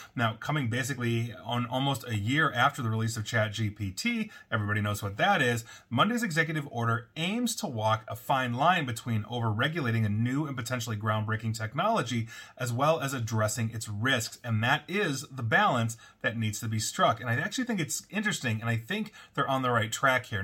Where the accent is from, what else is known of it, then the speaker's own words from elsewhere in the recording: United States; citizens of the United States